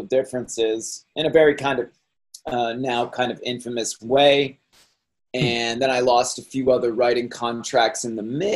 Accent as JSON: {"language": "English", "area": "Cape Cod", "region": "Massachusetts", "country": "United States", "tie": "born or raised there", "said": "I grew up in Cape Cod"}